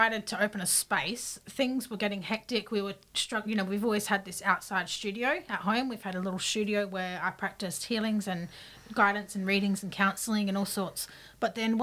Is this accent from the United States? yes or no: no; Adelaide, South Australia, Australia; I grew up here in Adelaide